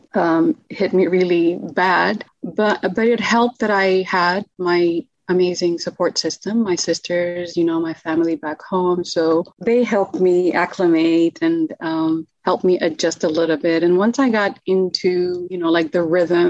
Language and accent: English; Khartoum, Sudan; first language Arabic; English is a second language; moved away as an adult; also born or lived in Maryland, United States; now in United States; I was born in Sudan, in Khartoum, but my parents are from Ethiopia and Eritrea.